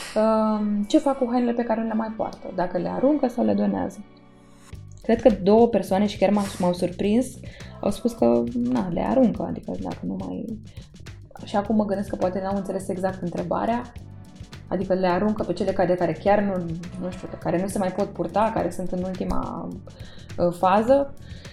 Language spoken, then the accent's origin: Romanian; Romania; Eu m-am născut în România, sunt româncă.